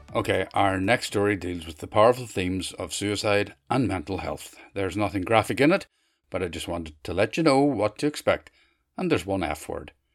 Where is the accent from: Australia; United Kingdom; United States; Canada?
United Kingdom; Derry, Northern Ireland; Derry, my hometown.